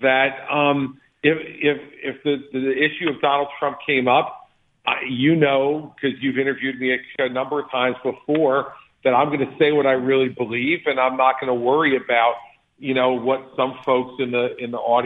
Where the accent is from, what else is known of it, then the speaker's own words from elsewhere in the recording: New Jersey, United States; I'm from Jersey